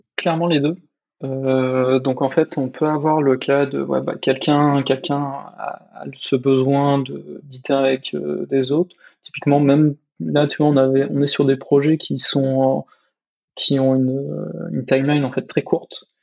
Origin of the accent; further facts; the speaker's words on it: France; en tant que Français